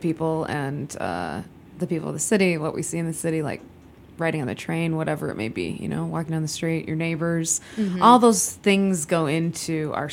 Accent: Tinley Park, Illinois, United States; also born or lived in Chicago; I actually grew up in the burbs, but in the southwest suburbs, Tinley Park. But I've been in Chicago like since college

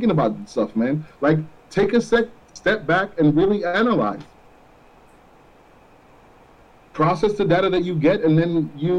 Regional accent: Florida, United States; We grew up in Florida. We know that.

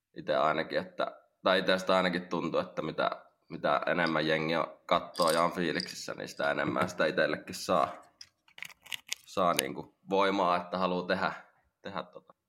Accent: Lahti, Päijät-Häme, Finland; mä oon Lahesta, Lahesta kotoisin täällä syntynyt

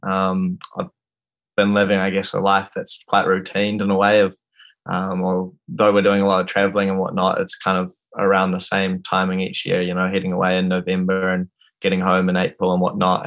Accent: Wanaka, Otago, New Zealand; I'm from Wanaka

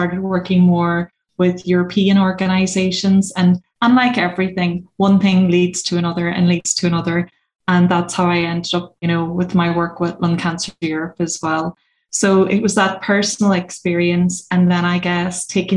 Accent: Donegal, Ulster, Ireland; also born or lived in Australia; I'm very typically Irish, rural Irish person. I come from Donegal.

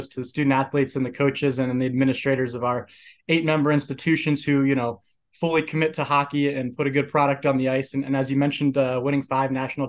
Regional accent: Oxford, Ohio, United States; moved away as an adult; now in Colorado Springs, United States; I'm actually originally from Oxford, Ohio, so home of the Miami University Redhawks

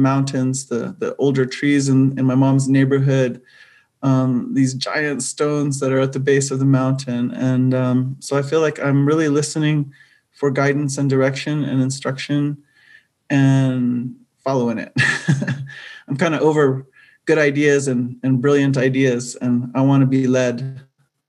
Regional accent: United States; now in Albuquerque, United States; I come from Diné Nation

